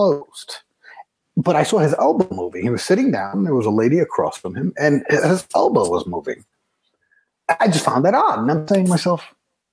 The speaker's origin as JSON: {"language": "English", "town": "New York City", "region": "New York", "country": "United States", "tie": "born or raised there", "said": "I grew up in the Bronx. I worked as a police officer in the Bronx"}